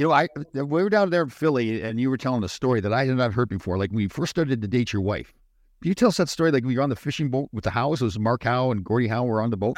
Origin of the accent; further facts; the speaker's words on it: Canada; we're Canadian boys